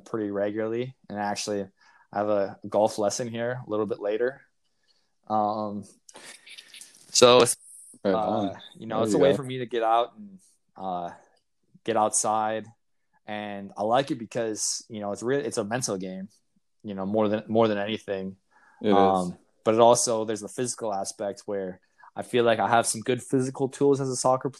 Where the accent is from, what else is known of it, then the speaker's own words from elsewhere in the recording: Chicago, Illinois, United States; growing up in Chicago, Bulls fan, Blackhawks fan, Cubs fan